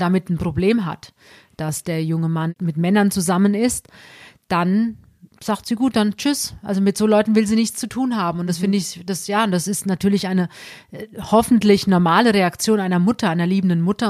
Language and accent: German; Alsbach-Hähnlein, Hesse, Germany; eigentlich komme ich aus Alsbach Hähnlein